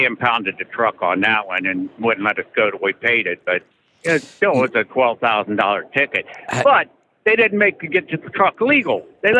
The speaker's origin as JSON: {"language": "English", "town": "Canal Fulton", "region": "Ohio", "country": "United States", "moved": "yes", "lives_now": "Iowa, United States", "said": "I'm from Ohio, Canal Fulton, Ohio."}